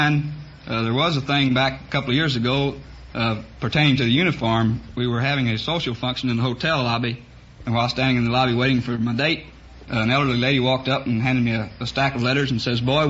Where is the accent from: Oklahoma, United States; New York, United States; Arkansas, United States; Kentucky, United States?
Arkansas, United States; Fort Smith; Well, from the original gateway to the west in Southern California, Fort Smith, Arkansas.